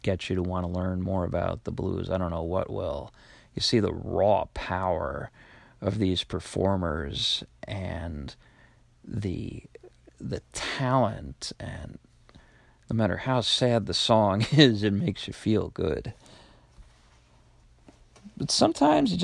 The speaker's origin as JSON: {"language": "English", "area": "Long Island", "region": "New York", "country": "United States", "tie": "born or raised there", "said": "I actually lived on Long Island, was born and raised on Long Island. I still work there"}